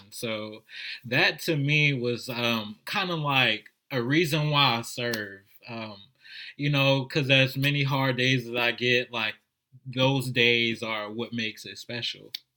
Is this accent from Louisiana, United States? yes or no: yes; New Orleans, Louisiana, United States; I'm a native of New Orleans